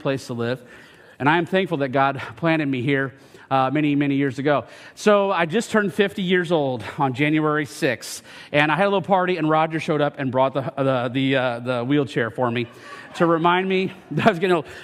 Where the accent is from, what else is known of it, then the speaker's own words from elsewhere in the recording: United States; I am from Franklin County, born and raised in Franklin County